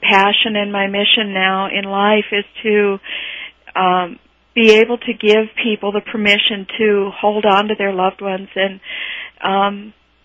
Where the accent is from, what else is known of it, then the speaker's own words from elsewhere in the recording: Sturgis, South Dakota, United States; I'm from Sturgis, South Dakota